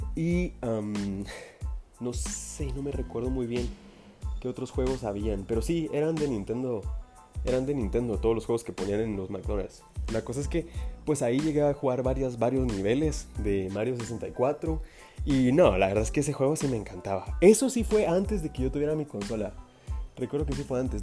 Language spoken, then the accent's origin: Spanish; Guatemala; acá en mi país, que pues yo soy de Guatemala